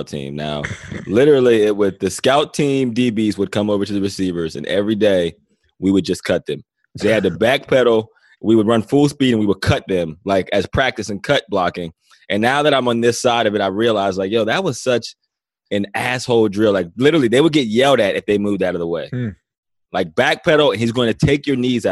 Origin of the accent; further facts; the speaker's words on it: Johnstown, Pennsylvania, United States; also born or lived in Cleveland; now in Los Angeles, United States; I'm a small town guy. I'm from Johnstown, Pennsylvania.